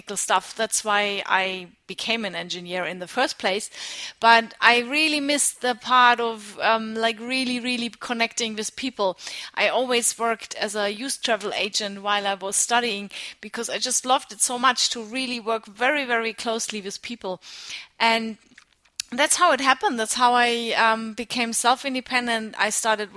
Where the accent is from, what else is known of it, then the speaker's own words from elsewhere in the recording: Nuremberg, Bavaria, Germany; moved away as an adult; also born or lived in United States / Australia; outside of Nuremberg, where I grew up in Germany